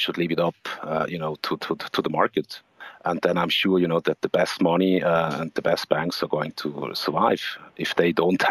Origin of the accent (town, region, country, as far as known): Switzerland